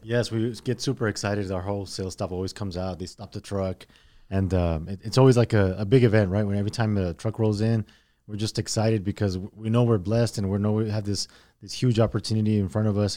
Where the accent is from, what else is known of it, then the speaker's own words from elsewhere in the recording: El Paso, Texas, United States; also born or lived in Mexico; we came over when I was in, uh, about eight years old. Um, I started school here in El Paso, uh, in the third grade